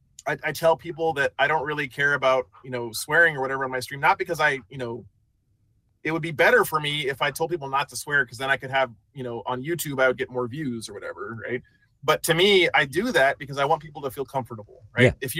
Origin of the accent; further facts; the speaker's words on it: New Mexico, United States; I'm some guy from New Mexico